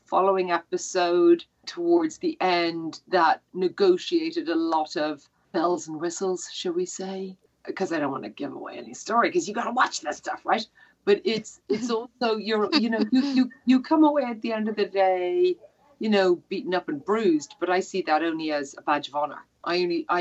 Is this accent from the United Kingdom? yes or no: no; Ireland; I'm Irish